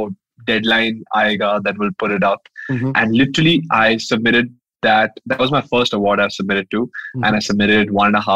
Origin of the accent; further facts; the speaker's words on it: Madhya Pradesh and Chhattisgarh, central India, India; I grew up in Central India